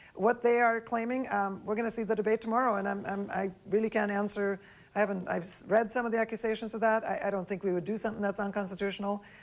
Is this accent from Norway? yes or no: yes; Norway; now in United States; I grew up in Norway